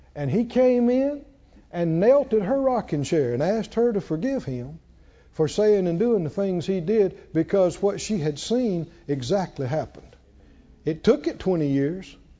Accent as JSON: {"language": "English", "region": "the South", "country": "United States", "said": "We're from the South"}